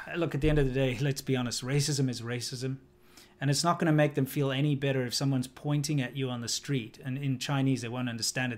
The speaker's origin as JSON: {"language": "English", "country": "South Africa", "tie": "born or raised there", "moved": "yes", "said": "growing up in South Africa"}